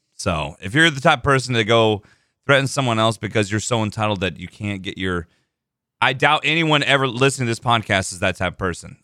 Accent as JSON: {"language": "English", "region": "Texas", "country": "United States", "tie": "born or raised there", "said": "I was born in Texas"}